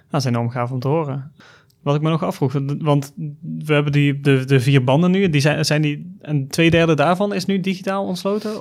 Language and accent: Dutch; Valkenswaard, North Brabant, Netherlands; Ik kom zelf uit Volkswaard, ik ben opgegroeid in Valkswaard.